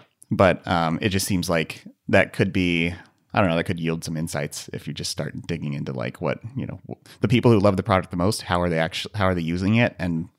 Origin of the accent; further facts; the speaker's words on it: United States; We are very American, and alas, we are not British.